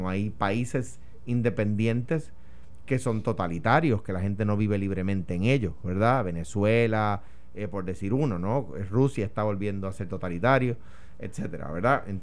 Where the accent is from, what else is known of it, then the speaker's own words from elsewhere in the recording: Guaynabo, Puerto Rico; en Guaynabo, de donde yo soy en el campo